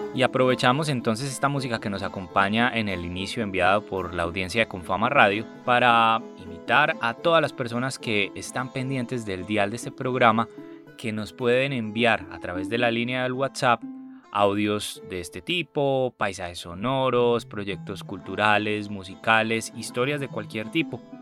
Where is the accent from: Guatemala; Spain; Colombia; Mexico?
Colombia; Antioquia; nosotros como antioqueños y antioqueñas